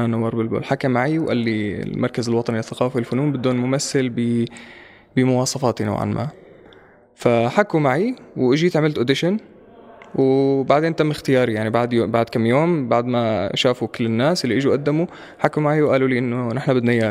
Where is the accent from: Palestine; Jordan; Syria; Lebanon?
Syria; كان كوني أنا سوري هون